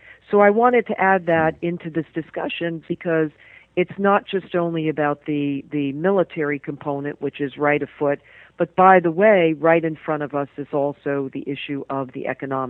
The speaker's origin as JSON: {"language": "English", "region": "Virginia", "country": "United States", "tie": "born or raised there", "said": "I grew up in Virginia. In fact, I attended Thomas Jefferson High School"}